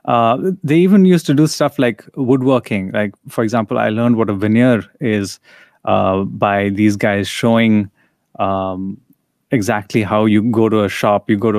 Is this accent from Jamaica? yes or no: no; India; even though we grew up in India, reading and experiencing a lot of the Western media